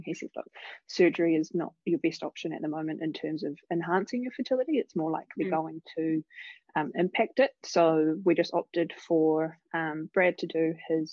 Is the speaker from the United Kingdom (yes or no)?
no; Christchurch, Canterbury, New Zealand; moved away as an adult; also born or lived in Canada / Tauranga; I'm from Christchurch originally